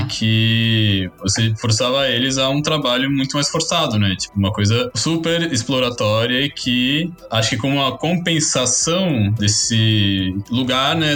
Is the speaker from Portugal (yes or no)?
no; São Paulo, Brazil; sou natural daqui de São Paulo, capital